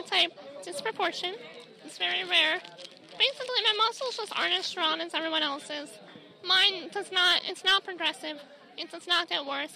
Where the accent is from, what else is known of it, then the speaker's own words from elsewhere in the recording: Maryland, United States; I am from Hartsville, Maryland